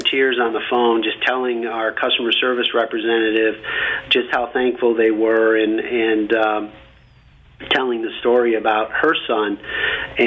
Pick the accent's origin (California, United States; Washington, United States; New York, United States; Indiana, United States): New York, United States; Camillus; I grew up in Camillus, New York. It's a small town west of Syracuse, New York. This is upstate New York